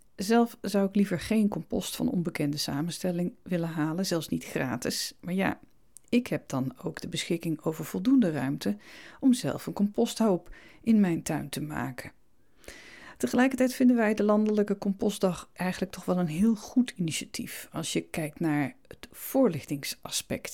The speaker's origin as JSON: {"language": "Dutch", "area": "Veluwezoom", "region": "Gelderland", "country": "Netherlands", "tie": "born or raised there", "said": "in de bossen van mijn jeugd ben aan de Veluwezoom"}